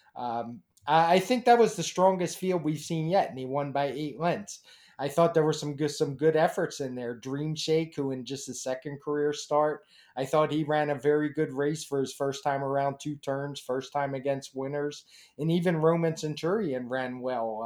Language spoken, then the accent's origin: English; Baltimore, Maryland, United States; I grew up in Baltimore